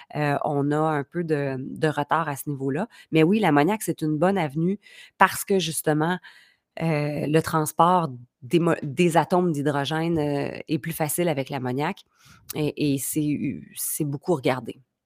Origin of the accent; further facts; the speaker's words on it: Quebec, Canada; au Québec, on a une culture, beaucoup de PME